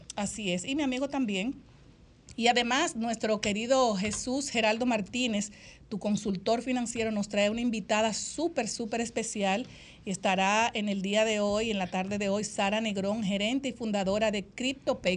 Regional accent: Dominican Republic; han etiquetado a las dominicanas, nos dicen chapeadoras

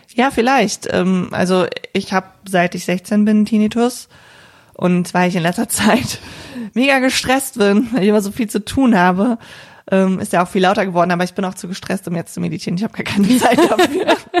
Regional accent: Cologne, North Rhine-Westphalia, Germany; ich komme ja hier aus der Region Köln

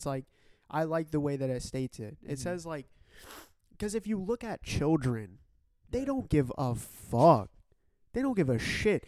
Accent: Canada; I'm Canadian. I'm Canadian

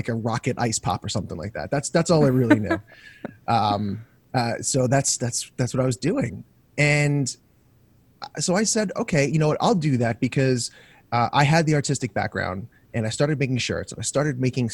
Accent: Long Island, New York, United States; I was born and raised in Long Island.

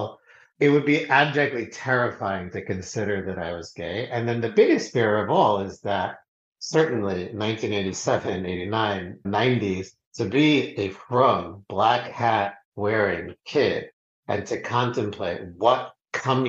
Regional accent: New York City, New York, United States; I grew up in Queens, New York

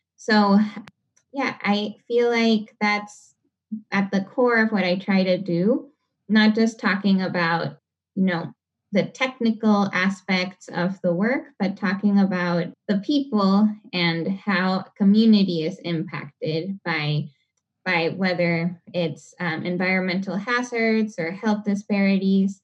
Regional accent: Panama City, Panama; now in Seattle, United States; I come from Panama City. Um, it's capital of the country

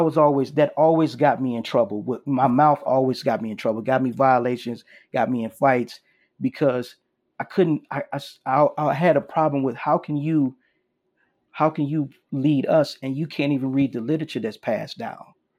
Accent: Chicago, Illinois, United States; I'm originally from Chicago, Illinois

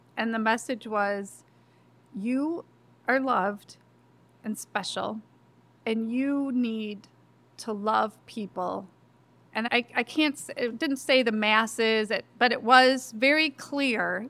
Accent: Lansing, Michigan, United States; also born or lived in DeWitt, Michigan; I grew up in Lansing, so just 15 minutes away.

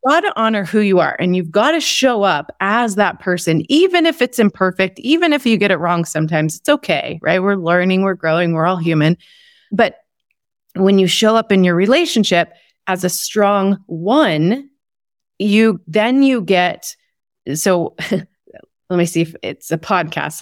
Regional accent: Texas, United States; I grew up in Texas in the Bible Belt

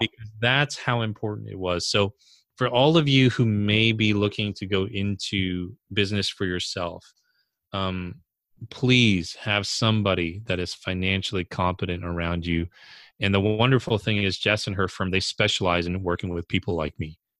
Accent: New York area, United States; also born or lived in California; I'm from the New York area

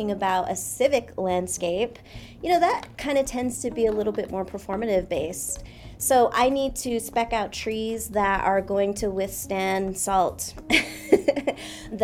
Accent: Laguna Pueblo, New Mexico, United States; my mom is Pueblo. So we're from Laguna Pueblo, which is about 40 miles west of Albuquerque

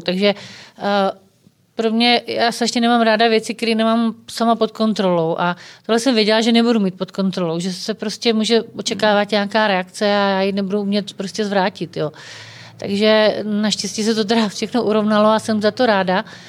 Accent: Czechia; jsme prostě Češi, že jsme na to hrdí, že jsme vlastenci

